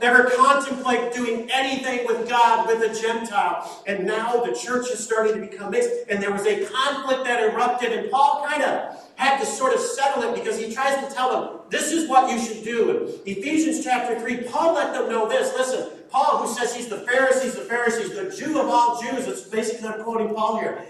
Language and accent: English; Shelby Township, Michigan, United States; also born or lived in West Texas; I grew up in Shelby Township